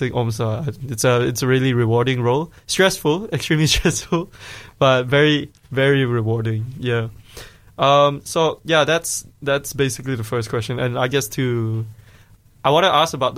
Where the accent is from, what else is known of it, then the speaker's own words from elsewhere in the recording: Malaysia; now in Dunedin, New Zealand; As a Malaysian